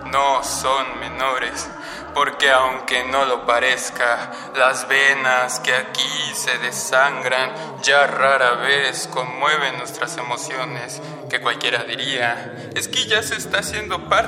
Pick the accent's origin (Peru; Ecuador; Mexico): Mexico; Iztapalapa, Mexico City; born there; Tengo 22 años y nací en Iztapalapa, aquí en, en la Ciudad de México.